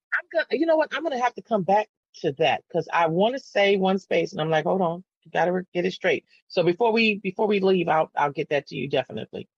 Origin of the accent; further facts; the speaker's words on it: San Antonio, Texas, United States; I never moved. I never left. And I grew up on the East Side